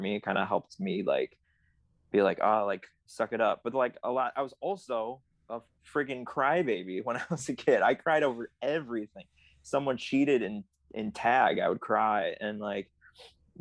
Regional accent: Chicago, Illinois, United States; I grew up in the suburbs, so it's not like I was driving downtown Chicago a lot

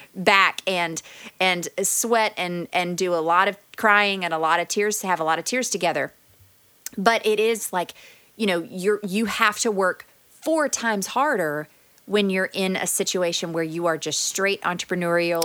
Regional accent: Texas, United States; moved away as an adult; also born or lived in Louisiana / Dallas, Texas; now in Edmond, United States; I grew up in Texas, but then we moved to Louisiana for a little while and we lived in a small town.

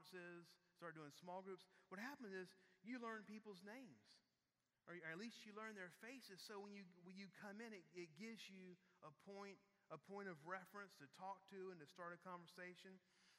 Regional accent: Houston, Texas, United States; we're from Houston.

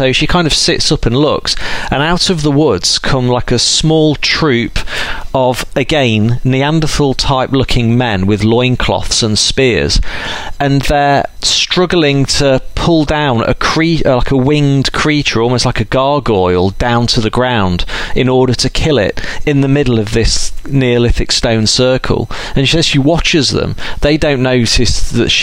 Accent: Derbyshire, East Midlands, United Kingdom; I'm from Derbyshire

